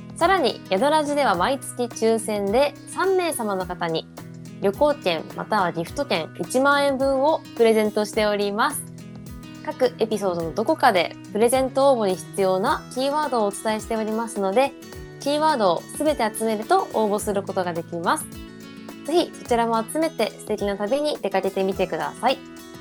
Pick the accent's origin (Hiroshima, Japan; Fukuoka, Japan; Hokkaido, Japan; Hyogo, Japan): Hokkaido, Japan; moved away; 私も地元北海道ですけど